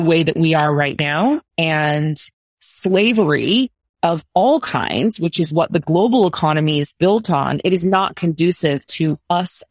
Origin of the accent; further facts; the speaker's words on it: United States; I'm American